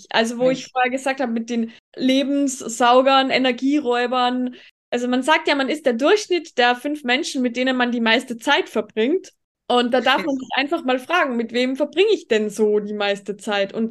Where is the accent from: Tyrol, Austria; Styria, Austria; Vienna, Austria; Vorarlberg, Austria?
Tyrol, Austria; wie es bei uns in Österreich, wenn man jetzt auf die Ernährung zum Beispiel geht. Ich fühle mich in Tirol zum Beispiel als eine von den einzigen, die sich pflanzlich vollwertig ernährt